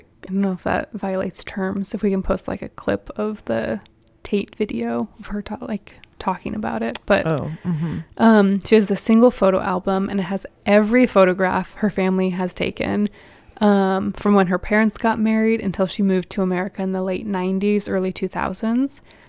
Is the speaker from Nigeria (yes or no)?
yes; Nigeria; I'm from Nigeria, which is a hybrid country. We used to be a British colony, and even though we are no longer a British colony, there is still evidence of the British presence in our culture.